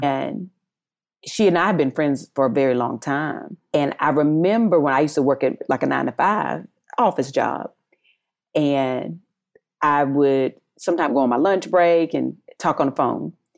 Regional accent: North Carolina, United States; accent: Southern, country; moved away as an adult; also born or lived in Eden, North Carolina; now in Los Angeles, United States; working for U P S in North Carolina, always having to cover my accent to be business friendly

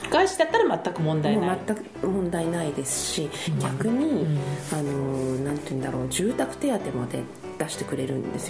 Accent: Kyushu, Japan; moved away as an adult; now in Tokyo, Japan; 私の実家は九州なので、

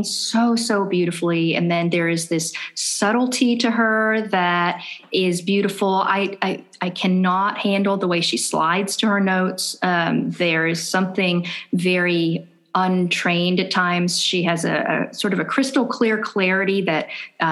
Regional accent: United States; now in Atlanta, United States; I was four, so growing up in the United States

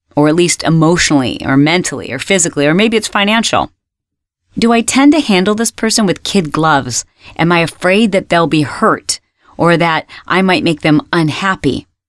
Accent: Michigan, United States; When I was a little girl and we were growing up in Michigan

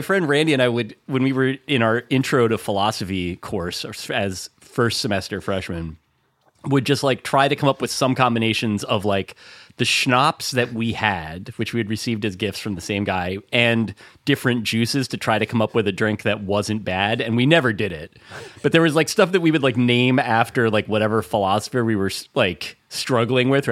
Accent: New Jersey, United States; I'm from North Jersey

